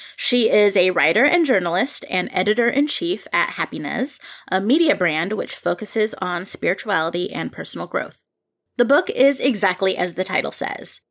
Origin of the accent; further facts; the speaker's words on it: Philippines; as a Filipino myself